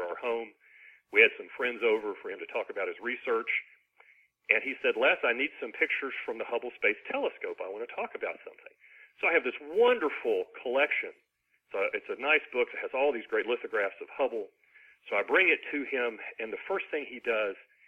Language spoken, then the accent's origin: English; Ashland, Kentucky, United States; now in Huntsville, United States; my hometown of Ashland, Kentucky, which is on the Ohio River